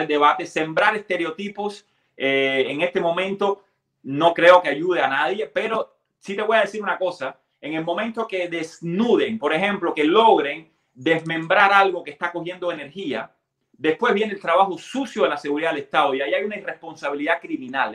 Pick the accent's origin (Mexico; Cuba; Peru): Cuba; moved away; salimos de Cuba